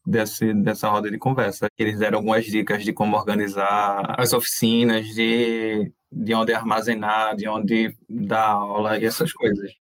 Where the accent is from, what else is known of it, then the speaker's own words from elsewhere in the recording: Recife, Pernambuco, Brazil; a gente é de Recife